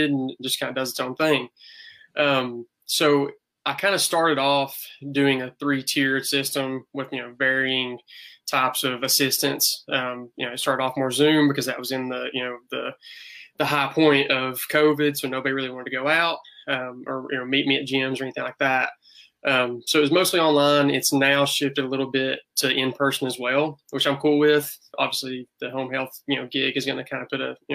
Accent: East Tennessee, United States; accent: hick; I'm a new grad PT from East Tennessee State University, if you couldn't tell by my hick accent

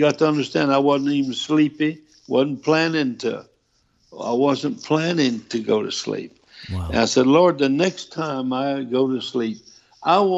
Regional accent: Louisiana, United States; I'm from Louisiana

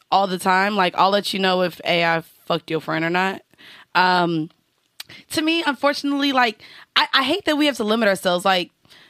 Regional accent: Orlando, Florida, United States; also born or lived in Atlanta; now in New York, United States; I'm from Orlando. Also lived in Atlanta.

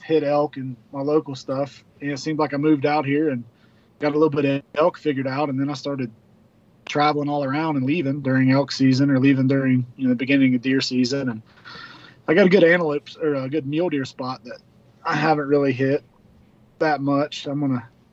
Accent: West Virginia, United States; moved away as an adult; also born or lived in South Central Montana; now in Montana, United States; I live in South Central Montana, and I'm originally from West Virginia. Moved out here about 8 years ago

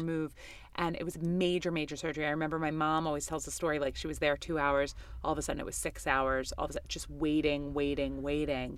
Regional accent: New York City, New York, United States; I grew up in Queens, New York

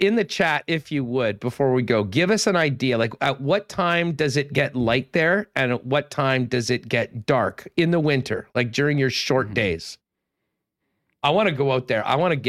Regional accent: Winnipeg, Manitoba, Canada; Again, it is December, but we're from Winnipeg. We'll bundle up. We'll be there.

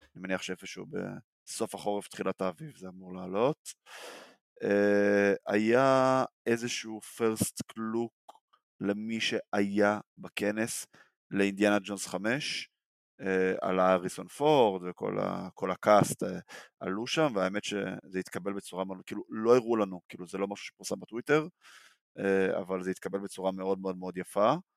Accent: Israel; בתור ישראלים

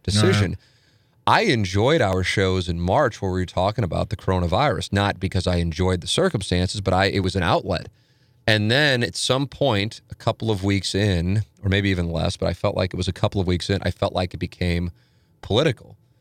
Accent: St. Louis, Missouri, United States; I grew up on Vienna, family, then went, moved to Tam Avenue

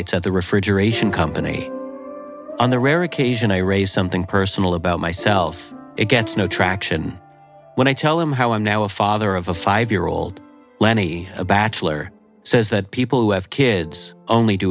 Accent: Laval, Quebec, Canada; moved away; Chomedey-Laval, a suburb we grew up in just outside of Montreal

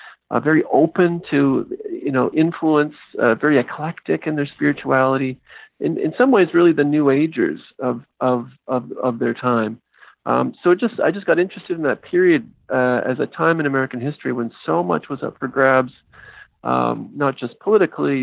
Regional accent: Canada; moved away; I'm a Canadian

